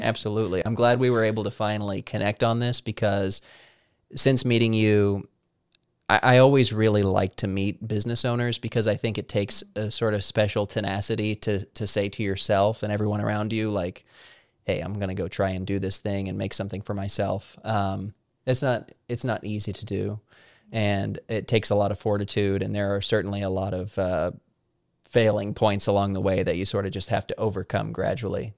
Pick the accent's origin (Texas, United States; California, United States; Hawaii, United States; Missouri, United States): Missouri, United States; Southern; moved away as an adult; now in Washington, D.C., United States; I grew up in Missouri